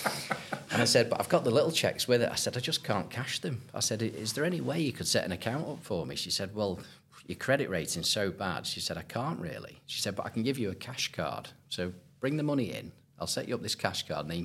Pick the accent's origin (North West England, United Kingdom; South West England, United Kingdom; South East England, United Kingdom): North West England, United Kingdom; Southport; growing up playing Lynx golf, you know, I'm from Southport originally